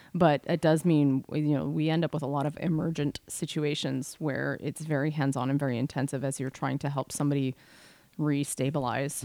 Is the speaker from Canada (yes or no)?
yes; Canada; We are Canadian R Ns